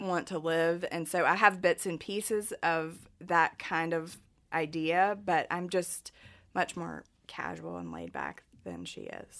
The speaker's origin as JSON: {"language": "English", "town": "Martinsville", "region": "Virginia", "country": "United States", "tie": "born or raised there", "accent": "thick Southern", "said": "when I was growing up in Martinsville"}